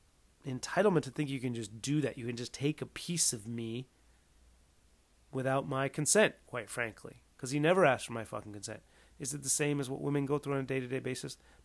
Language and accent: English; West Coast, United States; I'm from the West Coast, so, where I grew up